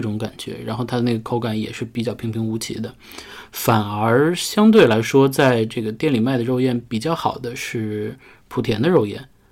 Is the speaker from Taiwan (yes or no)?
no; northern China, China; 作为北方人